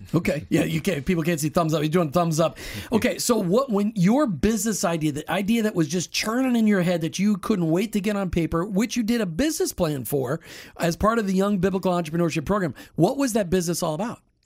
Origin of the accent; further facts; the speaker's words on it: Minnesota, United States; now in Florida, United States; I grew up in Minnesota, still can't say aunt